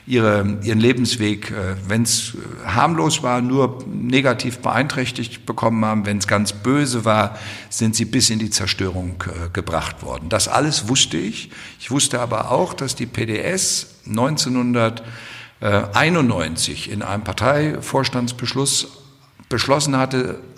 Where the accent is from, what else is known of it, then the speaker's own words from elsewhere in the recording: Hesse, Germany; Ich komme aus Hessen.